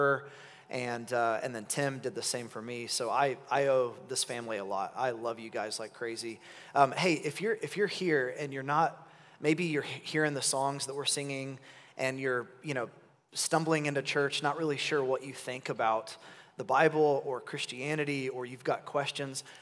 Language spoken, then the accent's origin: English; Oklahoma City, Oklahoma, United States; I'm from Oklahoma City, and my wife and I have been there our whole lives